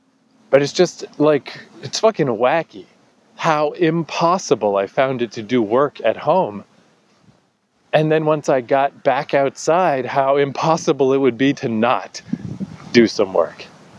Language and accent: English; New Brunswick, Canada; I'm still in Odell Park in my hometown.